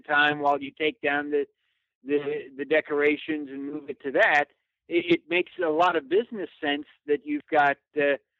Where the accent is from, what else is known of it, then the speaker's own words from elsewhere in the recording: Glendale, California, United States; I grew up in Glendale, which is adjacent to that.